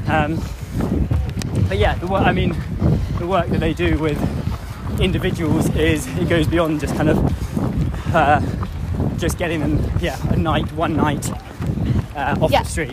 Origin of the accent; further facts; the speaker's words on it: England, United Kingdom; I was born in England